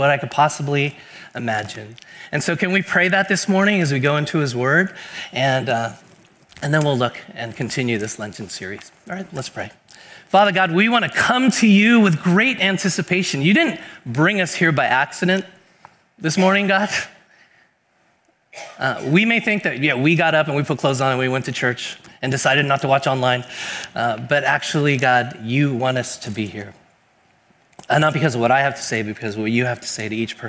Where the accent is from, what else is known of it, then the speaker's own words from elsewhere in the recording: Bay Area, California, United States; I've been here in the Bay Area my whole life